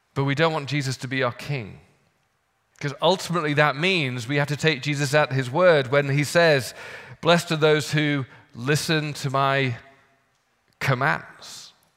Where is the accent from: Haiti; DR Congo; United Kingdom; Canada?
United Kingdom; now in United States; As a Brit